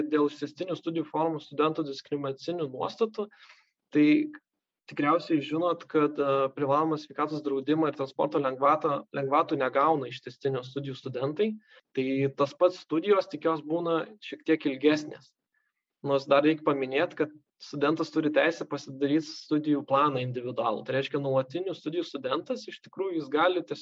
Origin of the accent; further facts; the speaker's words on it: Lithuania; mes lietuviai